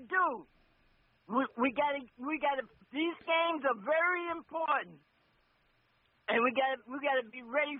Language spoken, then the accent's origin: English; New Jersey, United States; I'm from Jersey.